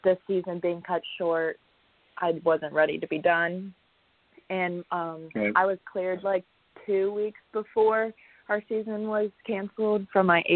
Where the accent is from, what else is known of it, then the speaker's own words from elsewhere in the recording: Ohio, United States; now in South Carolina, United States; it kind of reminds me of my hometown from Ohio